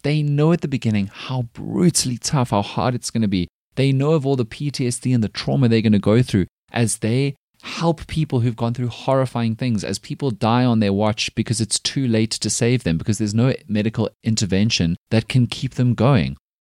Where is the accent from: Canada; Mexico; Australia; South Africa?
South Africa